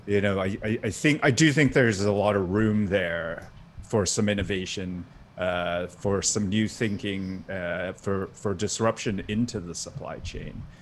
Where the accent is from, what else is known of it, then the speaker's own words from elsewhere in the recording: Singapore; now in Maryland, United States; I grew up in Singapore